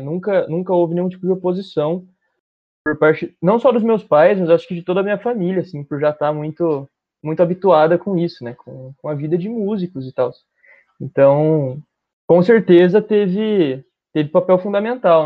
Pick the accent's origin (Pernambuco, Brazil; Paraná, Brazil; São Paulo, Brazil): São Paulo, Brazil; Bauru; Eu sou de Bauru, uma cidade do interior de São Paulo, nascido e vivi a minha vida, minha curta vida até agora, inteira aqui